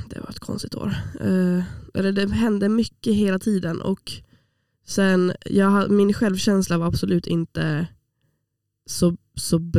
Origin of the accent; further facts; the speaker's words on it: Åland, Finland; jag eh, har i alla fall förändrats till det bättre sedan jag flyttade från Åland. Vilket jag vet att det, den effekten har den på alla som flyttar från Åland.